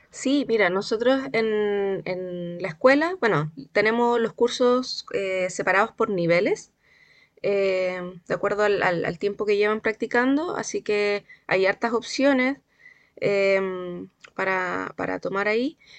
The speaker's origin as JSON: {"language": "Spanish", "town": "Santiago", "region": "Santiago Metropolitan Region", "country": "Chile", "moved": "as an adult", "lives_now": "La Serena, Chile", "said": "yo no soy serenense, yo soy santiaguina pero llevo acá en la región, eh, de hecho este año cumplo diez, cumplí 10 años acá"}